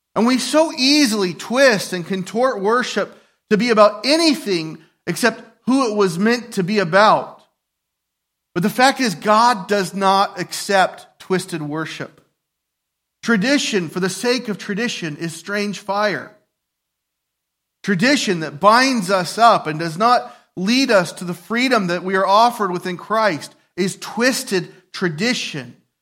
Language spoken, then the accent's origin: English; United States; I'm a patriot, I'm an American